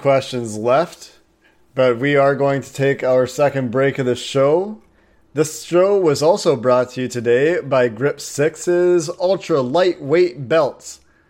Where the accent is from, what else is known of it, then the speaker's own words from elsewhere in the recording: Cincinnati, Ohio, United States; I've got a bit of love for UC as well, just growing up in Cincinnati.